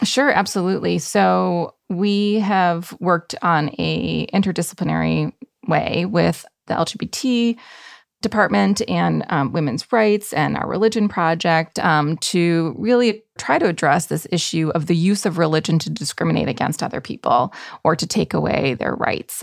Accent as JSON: {"language": "English", "region": "Michigan", "country": "United States", "tie": "born or raised there", "said": "Michigan is a possibility, my home state"}